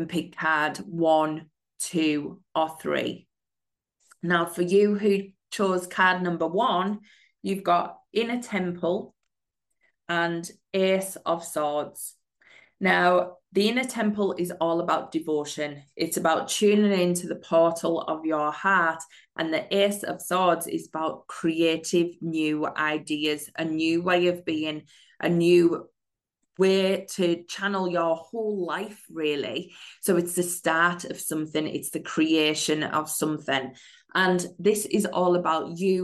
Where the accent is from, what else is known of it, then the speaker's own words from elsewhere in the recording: United Kingdom; I'm a mindset and manifesting coach from the UK